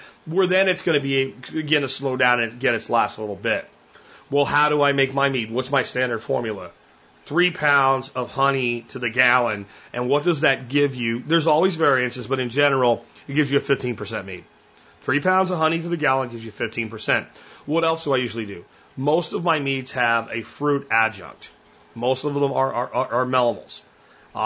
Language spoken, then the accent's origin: English; Jacksonville, Florida, United States; I grew up in Florida, Jacksonville, Florida, on the Atlantic coast